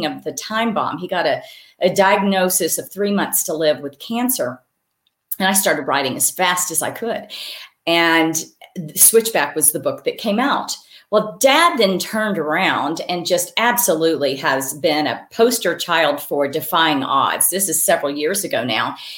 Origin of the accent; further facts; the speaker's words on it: Wyoming, United States; I do have these strong memories of growing up in Wyoming